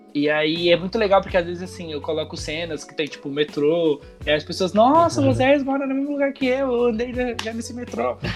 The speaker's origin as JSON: {"language": "Portuguese", "region": "São Paulo", "country": "Brazil", "tie": "born or raised there", "said": "lá na, na comunidade que eu cresci, lá no Capão"}